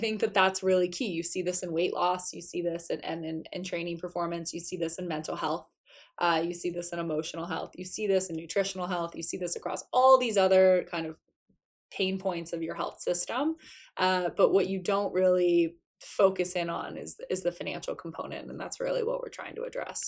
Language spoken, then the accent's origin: English; South Florida, United States; I grew up in South Florida